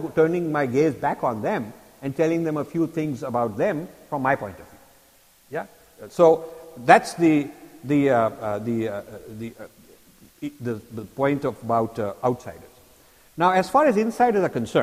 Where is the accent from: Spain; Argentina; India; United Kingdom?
India; now in United States; I'm Indian and I'm American. My kids are born and raised here.